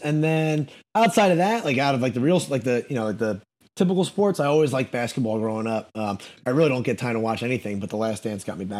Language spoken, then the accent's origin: English; the North, United States; now in North Carolina, United States; moving to North Carolina, I've honestly started to like country a little bit, which is crazy because I'm from the North